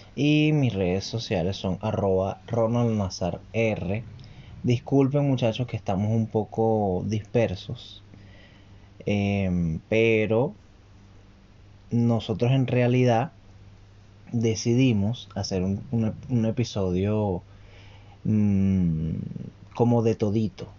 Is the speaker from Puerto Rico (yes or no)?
no; Venezuela; now in Santiago, Chile; nosotros como venezolanos